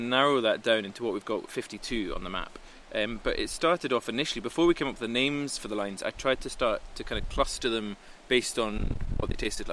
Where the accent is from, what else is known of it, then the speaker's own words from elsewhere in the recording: Edinburgh, Scotland, United Kingdom; moved away as an adult; also born or lived in Aberdeen; I'm from Edinburgh originally and moved to Aberdeen